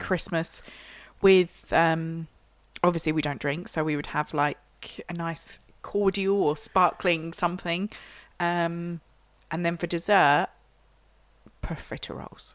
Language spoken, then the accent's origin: English; Yorkshire and the Humber, United Kingdom; I'm a Yorkshire girl